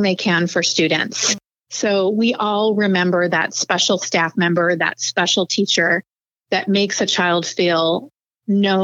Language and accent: English; the Valley, Arizona, United States; also born or lived in Ohio; I actually grew up in the Valley. My family and I moved here from Ohio in 1978. So I started third grade in the Paradise Valley School District